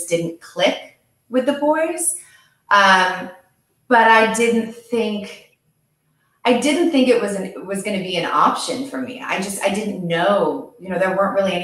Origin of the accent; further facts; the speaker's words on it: Westport, Connecticut, United States; I grew up in Westport, Connecticut